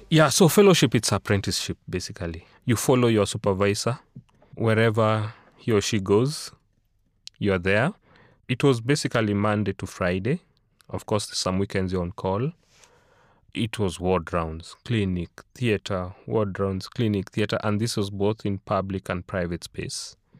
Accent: Nairobi, Kenya; moved away as an adult; also born or lived in South Africa; born and raised in Nairobi, school in Nairobi all my life

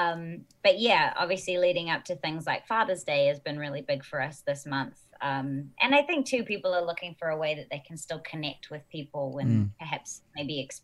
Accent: New Zealand; accent: New Zealand; moved away

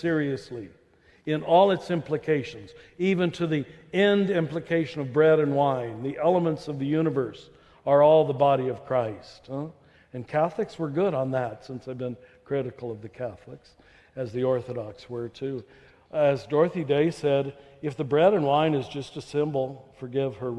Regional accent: Topeka, Kansas, United States; moved away; in a Methodist church where I grew up in Topeka

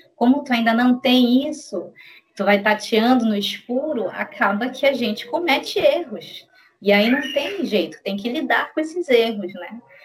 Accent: Belém, Pará, Brazil; sou de Belém do Pará

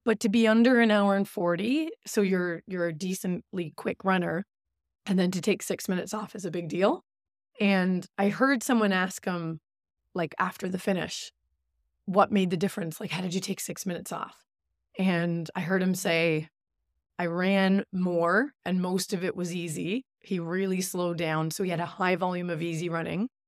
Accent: Newfoundland and Labrador, Canada; moved away; also born or lived in Goose Bay; I'm from Labrador

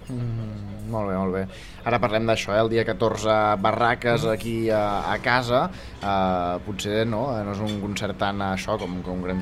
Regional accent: Sant Joan de les Abadesses, Catalonia, Spain; de Sant Joan de les Aberes, d'on soc jo

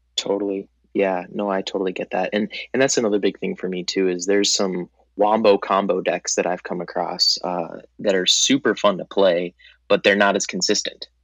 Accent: Minneapolis, Minnesota, United States; I'm actually from Minneapolis, Minnesota

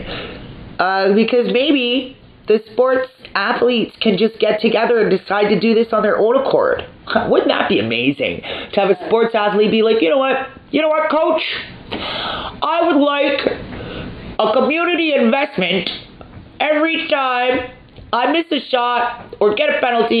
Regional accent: Canada; I'm Canadian

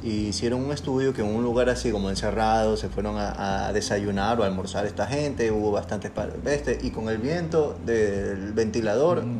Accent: Ecuador; a nosotros como ecuatorianos

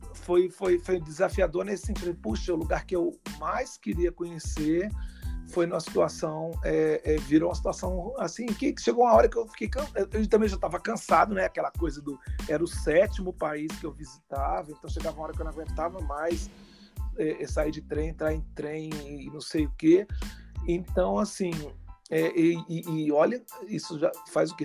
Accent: Rio de Janeiro, Brazil; para quem vinha do Rio de Janeiro

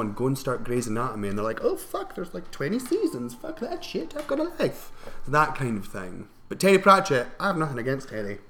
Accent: Scotland, United Kingdom; I'm from up north, where we had to, like, carve turnips.

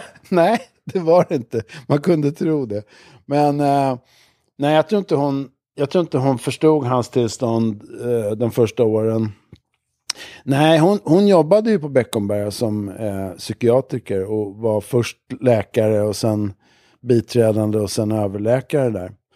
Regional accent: Stockholm, Stockholm County, Sweden; also born or lived in Sankt Eriksplan, Stockholm; Jag växte upp i, jag föddes i Abrahamsberg som ligger i Bromma

